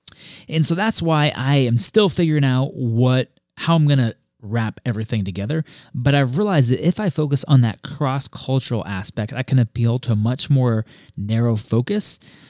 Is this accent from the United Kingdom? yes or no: no; Colombia; also born or lived in Puerto Rico / Ecuador; I mean, with my background, I grew up in Colombia and Puerto Rico through middle school and elementary school. You know, lived in Ecuador for 2 years after graduating from school.